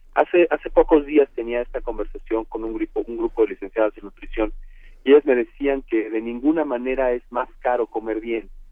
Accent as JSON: {"language": "Spanish", "country": "Mexico", "said": "en México por definición somos hispanos"}